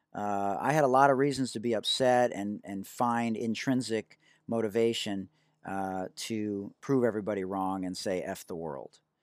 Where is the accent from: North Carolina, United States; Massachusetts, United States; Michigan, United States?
Michigan, United States; Oak Park; I had amazing friends growing up, uh, on Leslie Street there in Oak Park